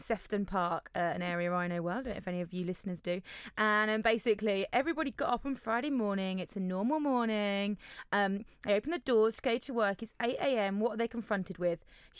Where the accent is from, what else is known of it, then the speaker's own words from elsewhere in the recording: Germany; born there; I was born in Germany.